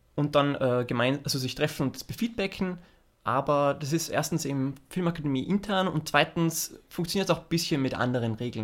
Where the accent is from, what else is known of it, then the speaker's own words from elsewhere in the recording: Austria; moved away as an adult; also born or lived in Los Angeles, United States; als Österreicher